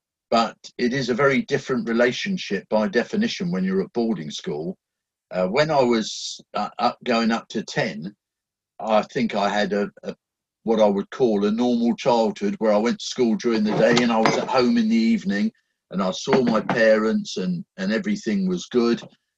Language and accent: English; England, United Kingdom; also born or lived in Germany; Actually, I was an army baby, so I was born in Germany. My dad was in the British forces in Germany, and I spent probably the first 10 years of my life shuffling backwards and forwards between England and Germany as his postings changed.